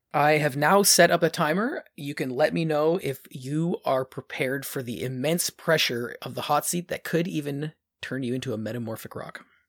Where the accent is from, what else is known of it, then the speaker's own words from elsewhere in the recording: Ontario, Canada; we're from Ont-, Ontario.